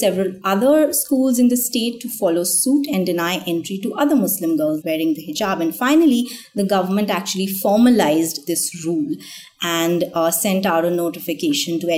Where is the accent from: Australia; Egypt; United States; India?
India; me growing up in India in the 80s and 90s, have never really thought of myself as a Hindu or belonging to any other faith